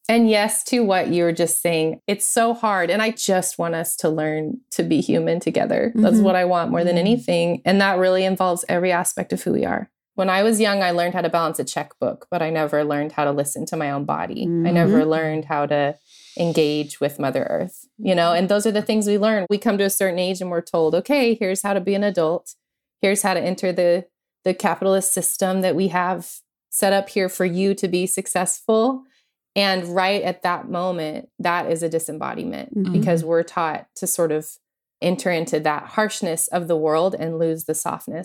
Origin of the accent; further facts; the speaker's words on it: Oklahoma, United States; born there; also born or lived in New Mexico / Missouri; And so I was born in Oklahoma and we moved back and forth from Oklahoma to New Mexico multiple times. And then we ended up in Missouri, in this very small conservative town in Missouri.